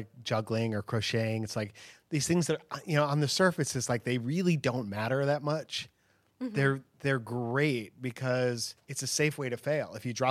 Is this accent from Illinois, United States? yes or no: yes; Chicago, Illinois, United States; So, and then after Rapid City, I went to Chicago, my hometown, which is where I grew up.